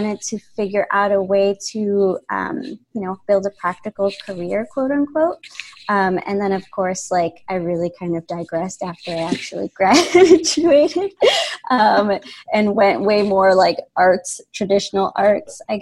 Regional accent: Chicago, Illinois, United States; moved away as an adult; now in Pittsburgh, United States; I grew up in Chicago

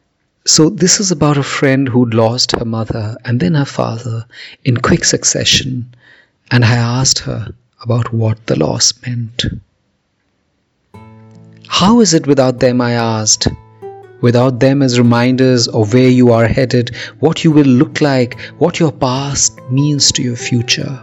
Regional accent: India; I'm a poet from India.

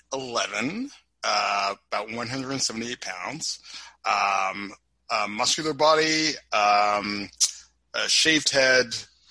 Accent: Toronto, Ontario, Canada; I encompass a lot of different ethnicities inside my history. I was born and raised in Toronto, Canada

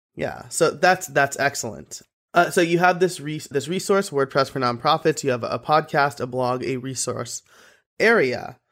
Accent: Orange County, New York, United States; I'm originally from Orange County, New York

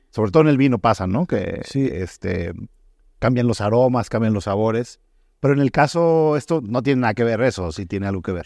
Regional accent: Mexico; also born or lived in Germany; como era mexicano

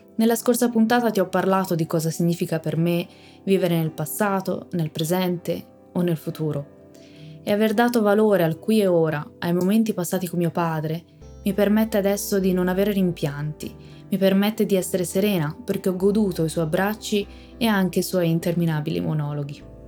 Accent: Tuscany, Italy; sono toscana

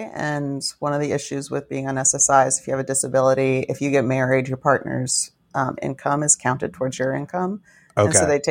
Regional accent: New York, United States; I grew up in New York, so I don't think anyone was like, why aren't your parents married?

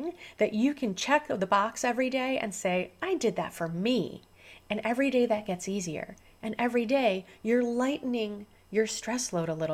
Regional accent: Central Illinois, United States; now in Southern California, United States; I was born here in Southern California, where I live now, but I was raised on a farm in Central Illinois

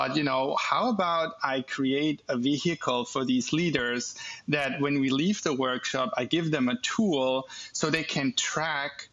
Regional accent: Germany; moved away as an adult; now in United States; I'm born and raised in Germany. Went to school there, got my education there, also started my first business in Germany before I moved over to the United States in 2016

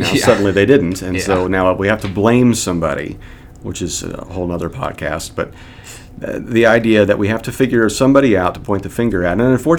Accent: Kansas, United States; I grew up in the Midwest, and it's typically a red state in Kansas, and grew up in a home that held to those beliefs and ideologies.

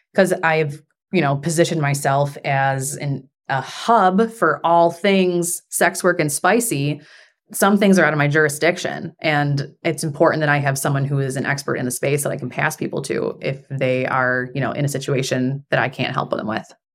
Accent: Buffalo, New York, United States; also born or lived in Germany / Washington, D.C.; now in Houston, United States; we're both from Buffalo

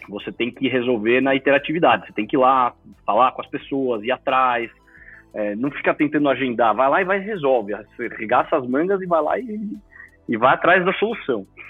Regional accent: Brazil; Eu sou segundo filho brasileiro da família

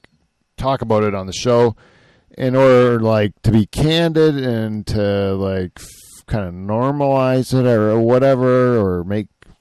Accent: Canada

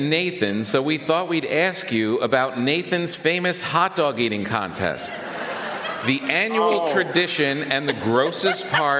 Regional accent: New York City, New York, United States; But the thing that really strikes me as a New Yorker is the size of everyone's apartments.

